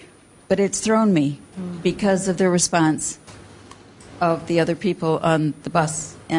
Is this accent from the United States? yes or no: yes; United States; now in London, United Kingdom